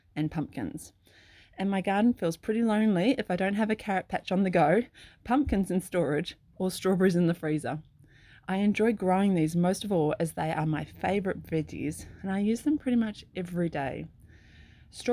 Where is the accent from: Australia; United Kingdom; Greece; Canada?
Australia; Sydney, New South Wales; now in Clarkville, New Zealand; I grew up in Sydney